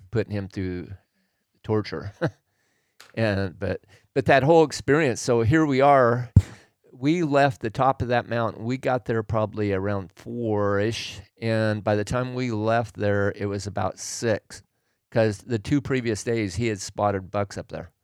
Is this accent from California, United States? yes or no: no; Oregon, United States; I grew up in Oregon